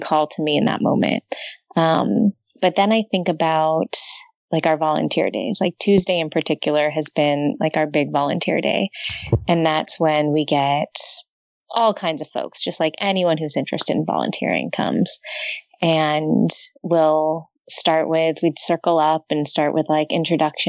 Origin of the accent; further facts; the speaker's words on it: Los Angeles, California, United States; I grew up in Southern California in LA area, in the valley